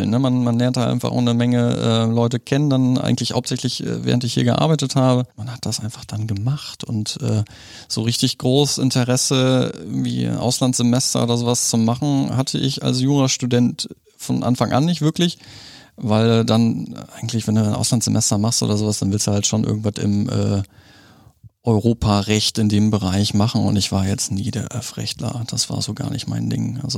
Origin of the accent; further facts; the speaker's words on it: Germany; also born or lived in Poland; ich wurde in, in Polen geboren. Hm bin mit äh, zwei Jahren sind wir nach Deutschland ge gekommen, Hab irgendwie schon in der halben Republik gewohnt.